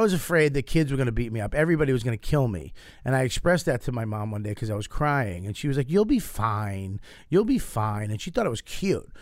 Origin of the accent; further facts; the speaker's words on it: Boston, Massachusetts, United States; I grew up in Boston.